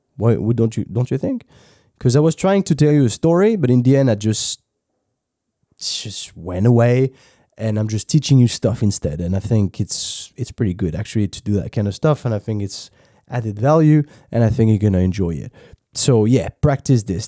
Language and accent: English; France; accent: French; English is a second language; I was French